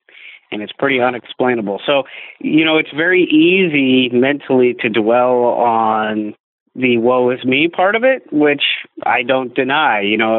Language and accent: English; Midwest, United States; Growing up in the Midwest, you have snowstorms and ice storms